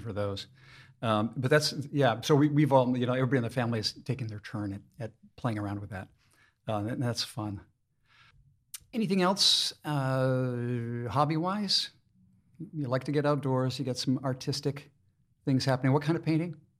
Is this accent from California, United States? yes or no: no; Maine, United States; now in Lehigh Valley, United States; I'm originally from Maine